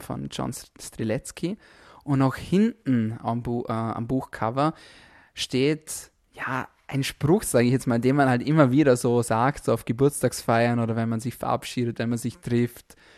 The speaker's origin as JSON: {"language": "German", "country": "Austria", "said": "bei uns in Österreich"}